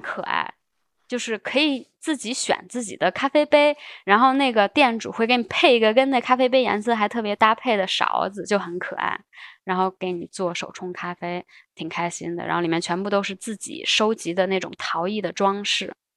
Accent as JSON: {"language": "Chinese", "country": "China", "said": "我说我是中国人，我日语真不行"}